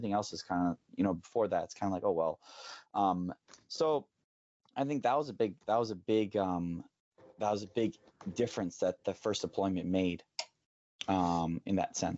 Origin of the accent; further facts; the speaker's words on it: Thailand; There wasn't anything exotic or unique about a foreign language to me, growing up in Thai and running around speaking Thai and then Burmese and stuff.